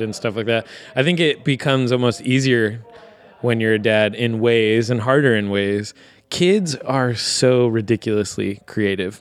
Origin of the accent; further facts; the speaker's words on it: Virginia Beach, Virginia, United States; moved away as an adult; also born or lived in Harrisburg, Pennsylvania; now in Lancaster, United States; we're actually originally from Virginia Beach, Virginia, both of us, which is just a big suburban sprawl